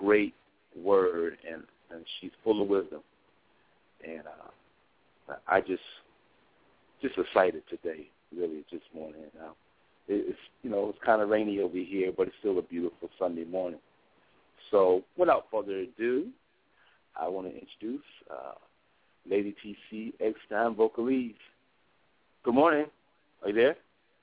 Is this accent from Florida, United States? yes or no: no; Springfield, Massachusetts, United States; my hometown, Springfield, Massachusetts